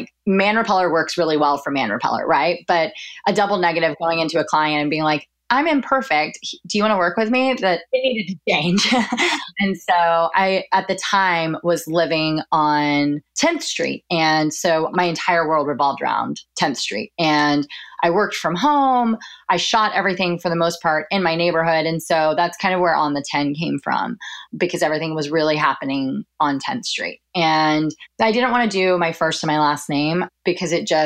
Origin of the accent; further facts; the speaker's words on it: Dallas, Texas, United States; moved away as an adult; now in New York, United States; So I'm originally from Dallas, from a suburb of Dallas, and I went to school at the University of Oklahoma and then moved up here to pursue a career in PR